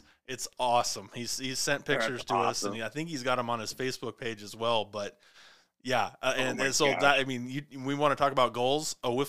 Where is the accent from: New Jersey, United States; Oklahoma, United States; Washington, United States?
Washington, United States; Clarkston; I know him from LC, because that's my hometown is Clarkston.